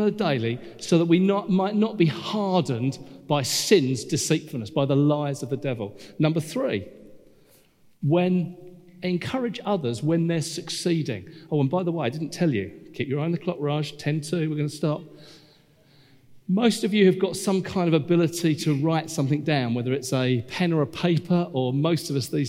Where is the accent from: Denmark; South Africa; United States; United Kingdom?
United Kingdom; we're British